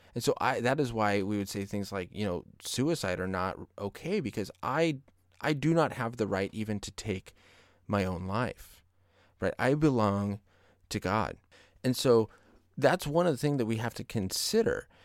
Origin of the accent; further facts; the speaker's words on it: Colorado, United States; now in California, United States; my home state of Colorado